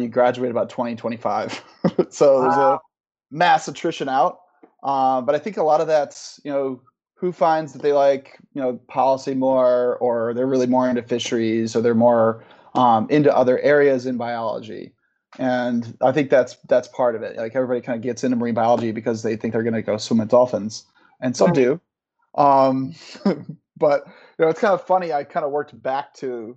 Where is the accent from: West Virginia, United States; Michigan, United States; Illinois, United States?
Michigan, United States; moved away as an adult; also born or lived in Rhode Island; I grew up in Michigan, like about a block and a half from Lake Michigan